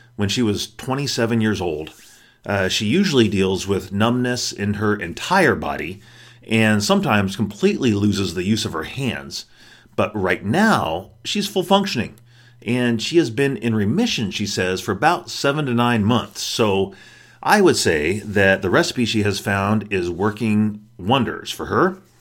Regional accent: Colorado, United States; I'm from Colorado.

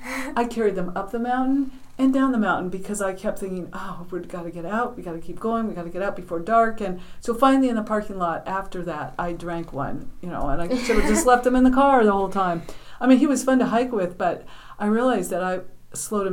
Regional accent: Denver, Colorado, United States; moved away as an adult; now in New Hampshire, United States; growing up in Colorado. We had some friends that lived across the street from us in Denver

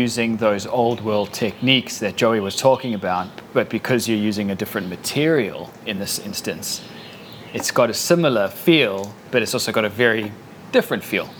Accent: South Africa; As a South African

